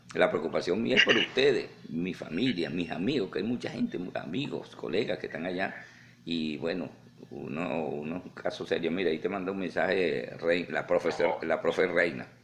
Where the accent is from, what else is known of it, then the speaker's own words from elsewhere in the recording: Venezuela; moved away as an adult; now in United States; yo soy venezolano, tengo que estar pendiente de mi familia, mis amigos.